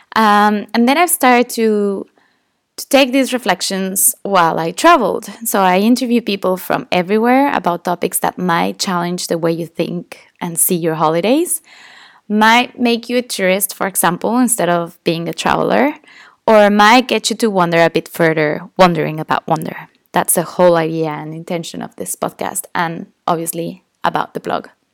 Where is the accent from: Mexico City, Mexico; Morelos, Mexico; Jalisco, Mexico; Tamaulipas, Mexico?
Morelos, Mexico; Tepoztlán; English is a second language; my hometown, a beautiful place called Tepoztlán. And growing up in this town is super touristy